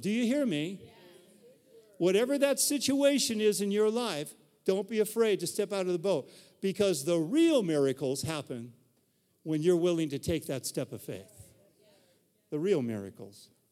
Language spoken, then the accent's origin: English; Reno, Nevada, United States; where I grew up in Reno